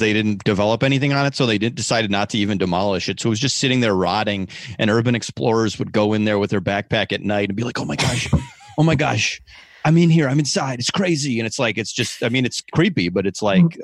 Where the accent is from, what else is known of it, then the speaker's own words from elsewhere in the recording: Schaumburg, Illinois, United States; I'm from the northwest suburbs of Chicago, a place called Schaumburg, Illinois